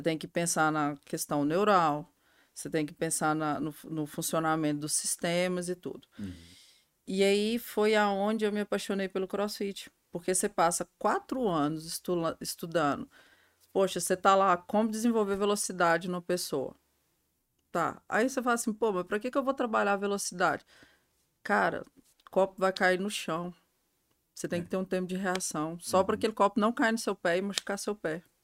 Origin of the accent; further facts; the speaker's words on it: Cristalina, Goiás, Brazil; also born or lived in Minas Gerais; a minha família é de Minas, né? Uh, e a gente mudei para cá muito novinha, uhum. quatro anos. E eu cresci em Cristalina